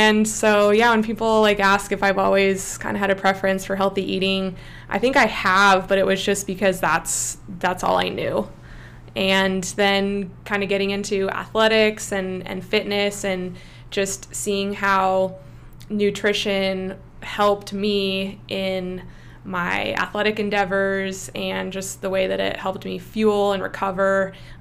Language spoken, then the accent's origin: English; Santa Cruz, California, United States; moved away; growing up in Santa Cruz, for those of you that don't know, it's pretty crunchy granola